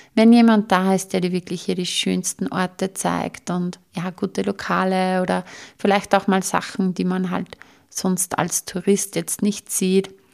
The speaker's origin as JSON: {"language": "German", "country": "Austria", "said": "bei uns in Österreich"}